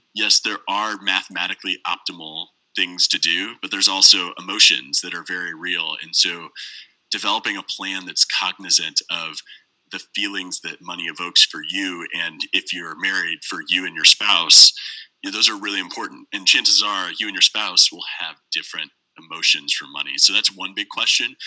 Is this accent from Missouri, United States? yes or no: yes; St. Louis, Missouri, United States; I was born and raised in St. Louis. I currently live here now